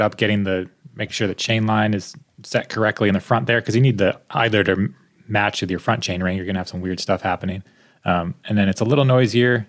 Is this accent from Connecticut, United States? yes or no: yes; Connecticut, United States; moved away; I'm from Connecticut